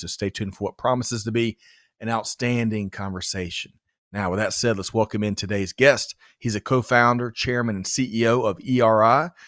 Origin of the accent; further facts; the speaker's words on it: Georgia, United States; A native Georgian